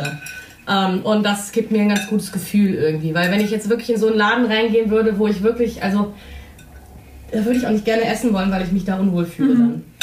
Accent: Germany; Wir als Deutsche

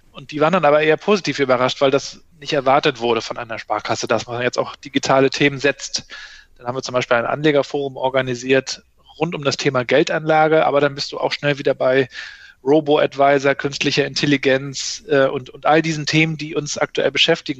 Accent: Mecklenburg-Vorpommern, Germany; bei uns in Mecklenburg-Vorpommern

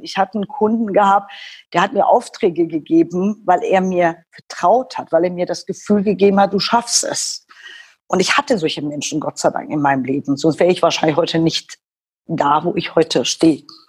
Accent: Iran; German is a second language; now in Germany; deshalb werde ich auch oft äh, in meiner Heimat missverstanden

